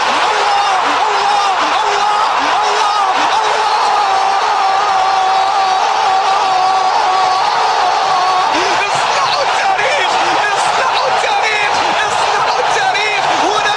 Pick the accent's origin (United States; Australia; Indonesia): Australia; now in United Arab Emirates; born and raised in Australia, but you know, the UAE is home and my kids were born here